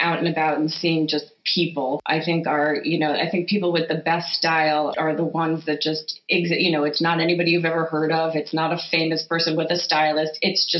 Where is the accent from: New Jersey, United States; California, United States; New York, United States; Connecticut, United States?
New York, United States; growing up in the Five Towns and the South Shore of Long Island